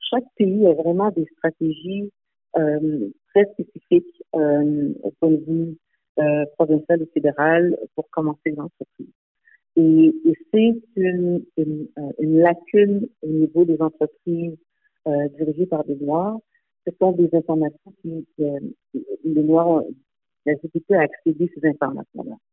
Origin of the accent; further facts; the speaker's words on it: Montreal, Quebec, Canada; born there; Et je suis née à Montréal, donc j'ai quand même euh, un, lien avec euh, Montréal également.